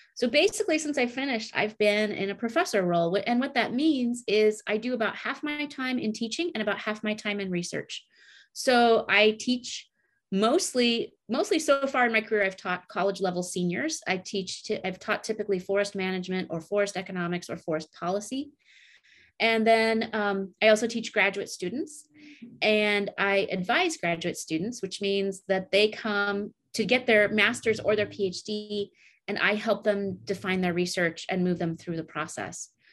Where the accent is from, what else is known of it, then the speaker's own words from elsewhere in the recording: Oregon Coast Range, United States; also born or lived in Montana; I grew up in the Oregon Coast Range here